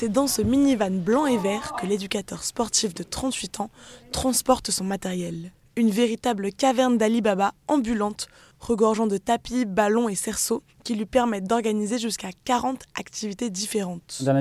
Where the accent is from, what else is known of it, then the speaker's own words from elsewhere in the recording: Grand Est, France; ça fait que trois ans que je suis dans la région, je viens de la Marne. C'est vrai qu'un euh, petit village, les activités, c'est beaucoup moins de possibilités en fait.